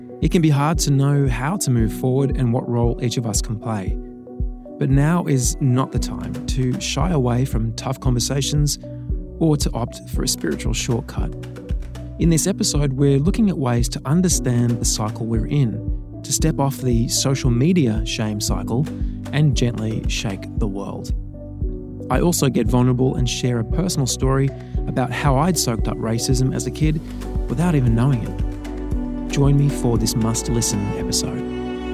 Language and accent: English; Sydney, New South Wales, Australia; growing up in Sydney